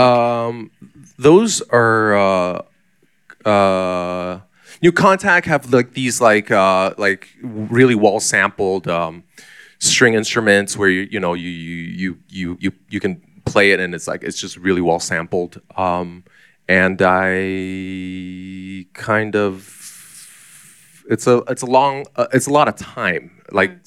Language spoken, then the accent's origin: English; Taichung, Taiwan; moved away; also born or lived in Singapore / United States / Taipei / Shanghai; I was mostly growing up in Taichung, Taiwan